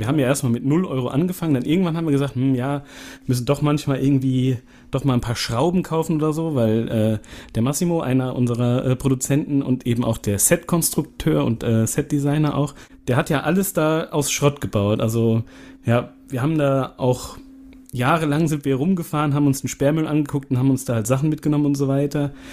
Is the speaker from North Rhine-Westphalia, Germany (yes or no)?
yes; Siegen, North Rhine-Westphalia, Germany; wir kommen ja hier aus Siegen